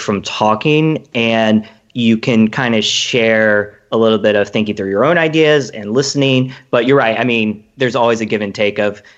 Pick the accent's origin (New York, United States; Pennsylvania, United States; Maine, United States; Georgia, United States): Georgia, United States; Atlanta; I'm from Atlanta